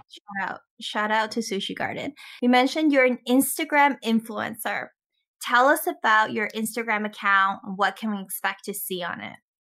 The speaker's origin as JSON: {"language": "English", "country": "Canada", "also_born_or_lived": "Toronto", "said": "I'm Canadian too."}